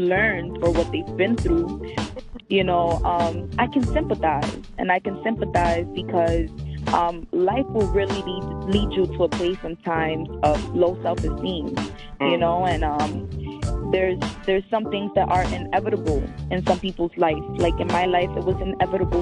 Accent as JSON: {"language": "English", "town": "New York City", "region": "New York", "country": "United States", "tie": "born or raised there", "also_born_or_lived": "Miami", "said": "I was raised in the Bronx."}